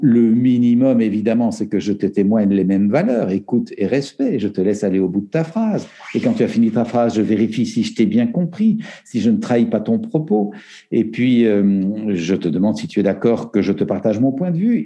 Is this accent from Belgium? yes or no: yes; Belgium; En Belgique, euh, où je suis belge